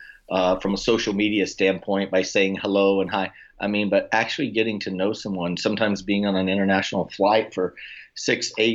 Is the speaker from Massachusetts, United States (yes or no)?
no; Oklahoma, United States; moved away as an adult; now in Florida, United States; I'm originally from Oklahoma, and I'm currently residing now in South Sunny Florida